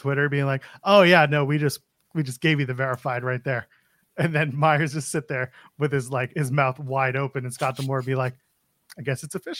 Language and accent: English; Canada; As a Canadian